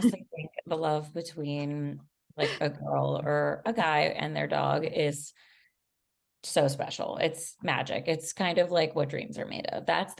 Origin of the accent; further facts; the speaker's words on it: Miami, Florida, United States; Well, I should know Spanish, honestly, because I'm from Miami, but I want to be fluent in it at some point.